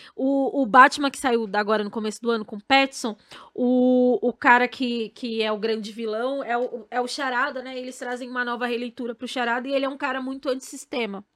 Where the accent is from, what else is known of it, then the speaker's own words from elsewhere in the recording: São Paulo, Brazil; also born or lived in Bahia; Minha mãe, ela veio muito nova para cá, pra São Paulo, comigo e com meu pai, né? Porque eu era bebezinha, eu não sou baiana